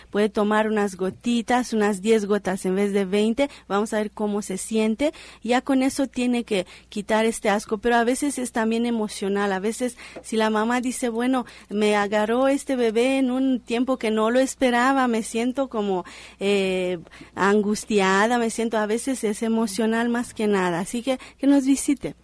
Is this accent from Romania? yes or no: yes; Romania; now in Mexico; mi país de nacimiento que es Rumania